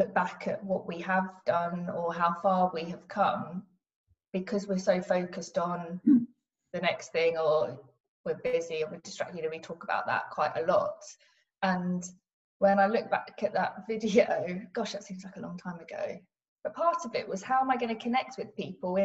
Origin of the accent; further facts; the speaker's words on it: Cambridge, East of England, United Kingdom; also born or lived in Cornwall; So I'm from Cambridge. North Cambridge, so born and bred here